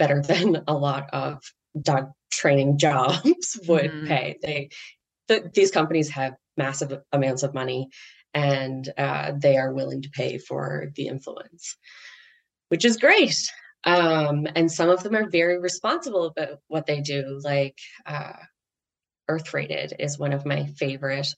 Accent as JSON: {"language": "English", "country": "Canada", "said": "I'm Canadian"}